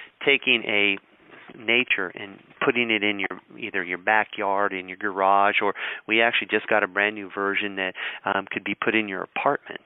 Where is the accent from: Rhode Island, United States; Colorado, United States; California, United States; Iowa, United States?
Colorado, United States; I grew up in Colorado